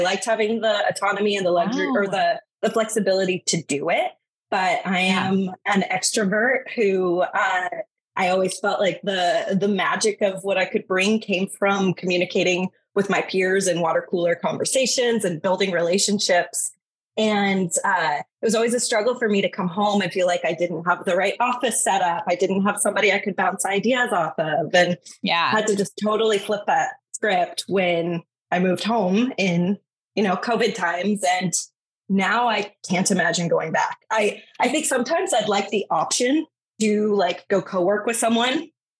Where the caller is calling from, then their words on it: Seattle, Washington, United States; So I am in Seattle, Washington in the United States, in my home office.